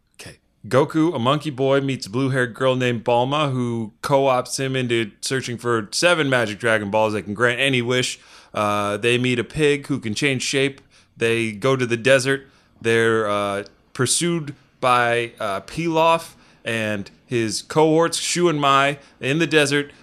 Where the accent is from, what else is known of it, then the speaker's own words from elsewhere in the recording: Delaware, United States; we're from Delaware